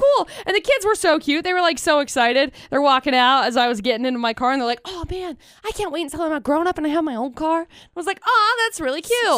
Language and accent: English; Tremont, United States; I grew up in Tremont